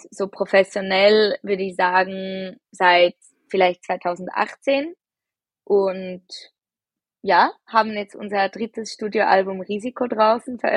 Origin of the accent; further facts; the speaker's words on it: Zurich, Switzerland; Ähm, wir sind aus Zürich.